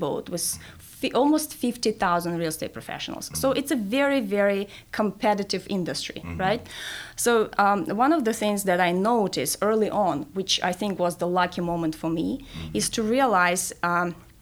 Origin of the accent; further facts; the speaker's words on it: Kazakhstan; first language Russian; English is a second language; moved away as an adult; also born or lived in Denver, United States / Maastricht, Netherlands; now in Miami, United States; I'm originally from Kazakhstan, okay. which is one of the former Soviet Union countries. So my first language is Russian.